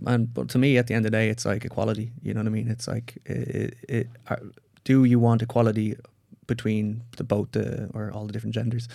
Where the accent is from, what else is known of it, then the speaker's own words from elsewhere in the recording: Ireland; I'm Irish.